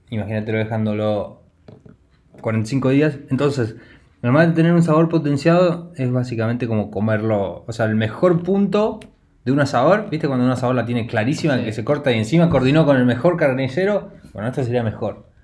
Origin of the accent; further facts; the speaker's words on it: Argentina; No porque somos argentinos, yo creo que es por eso.